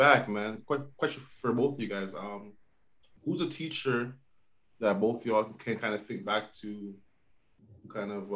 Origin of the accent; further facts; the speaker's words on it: Toronto, Ontario, Canada; growing up in Toronto in the hood